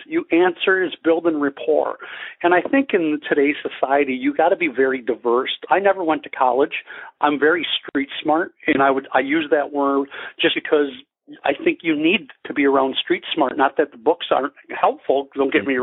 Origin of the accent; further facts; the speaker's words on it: Wisconsin, United States; moved away as an adult; also born or lived in Denver, Colorado; now in Scottsdale, United States; I'm from Wisconsin originally